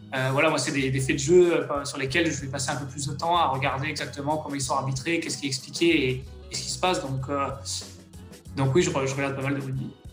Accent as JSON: {"language": "French", "town": "Soisy-sur-Seine", "region": "Île-de-France", "country": "France", "said": "je suis originaire, du coup, du quatre-vingt-onze, d'une petite ville qui s'appelle, euh, Sauzy-sur-Seine. C'est juste à côté d'Evry, qui est la préfecture, euh, de l'Essonne"}